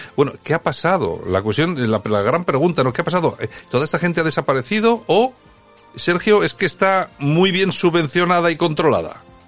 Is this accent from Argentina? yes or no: no; Spain; somos los españoles